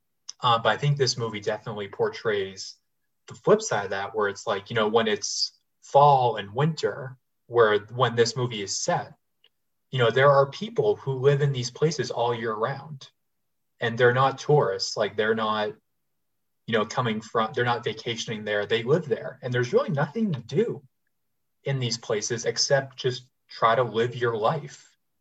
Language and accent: English; Boston area, Massachusetts, United States